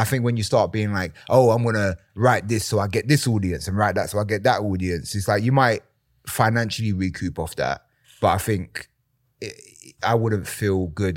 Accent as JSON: {"language": "English", "region": "London", "country": "United Kingdom", "tie": "born or raised there", "said": "I grew up in East London."}